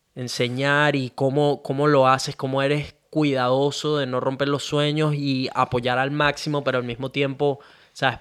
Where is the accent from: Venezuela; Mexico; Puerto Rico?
Venezuela; moved away as an adult; now in Australia; yo nací en Venezuela